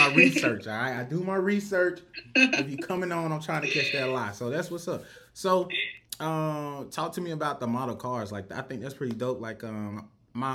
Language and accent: English; Rock Hill, South Carolina, United States; I'm from Rock Hill, South Carolina